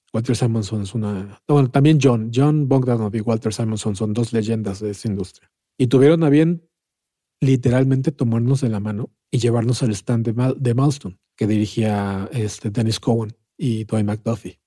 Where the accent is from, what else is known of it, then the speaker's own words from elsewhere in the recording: Mexico; accent: Mexican; se ve que soy mexicano, pues, ¿no? Y de acento